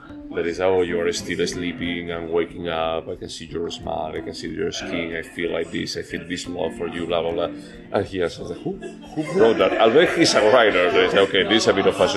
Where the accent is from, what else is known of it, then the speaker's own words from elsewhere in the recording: Spain; I'm from Spain